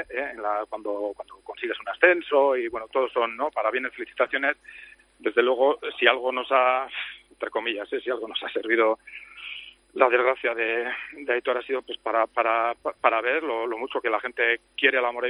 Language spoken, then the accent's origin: Spanish; Amorebieta-Etxano, Basque Country, Spain; la mayoría que somos de la Morita somos también del Athletic